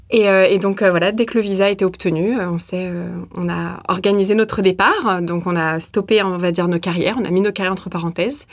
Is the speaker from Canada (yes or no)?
no; Saint-Étienne, Auvergne-Rhône-Alpes, France; moved away as an adult; also born or lived in Lyon; now in Christchurch, New Zealand; Alors, moi, je suis de Saint-Étienne